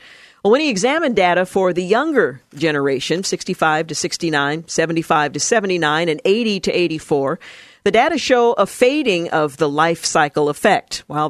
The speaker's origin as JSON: {"language": "English", "town": "Fort Worth", "region": "Texas", "country": "United States", "tie": "born or raised there", "said": "I am born and raised in Fort Worth, Texas, and we still live in Fort Worth, Texas."}